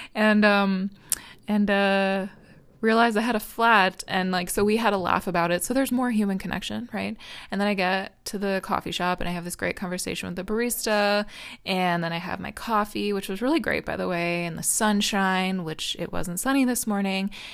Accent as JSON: {"language": "English", "country": "United States", "said": "I'm American"}